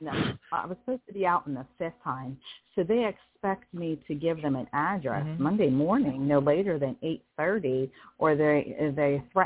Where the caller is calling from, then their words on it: Pennsylvania, United States; I'm calling from Pennsylvania.